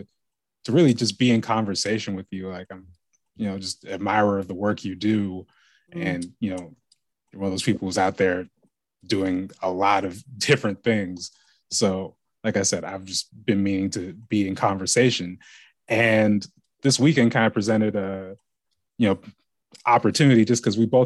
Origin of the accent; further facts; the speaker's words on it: Lake Oswego, Oregon, United States; where I grew up in Lake Oswego